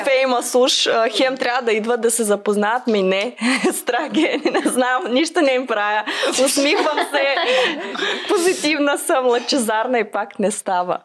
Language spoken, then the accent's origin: Bulgarian; Chisinau, Moldova; съм от Кишинев, Молдова.